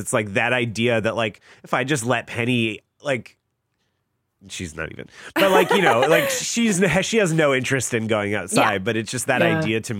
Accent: Orange County, California, United States; I grew up in Orange County

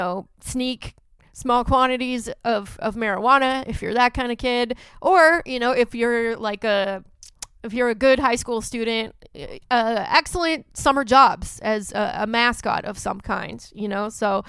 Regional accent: Santa Clarita, California, United States; I didn't actually grow up in Bakersfield. I grew up I grew up in Santa Clarita, which is the same area code.

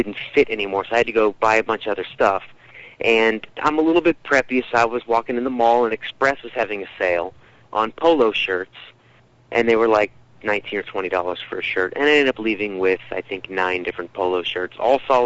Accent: North Carolina, United States; I'm not a Midwesterner. I'm from the East Coast, from North Carolina

